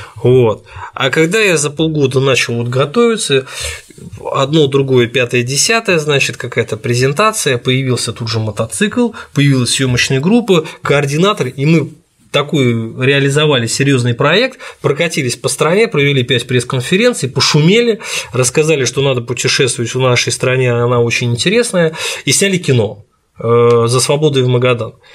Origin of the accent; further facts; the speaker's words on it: Saint Petersburg, Russia; я из Петербурга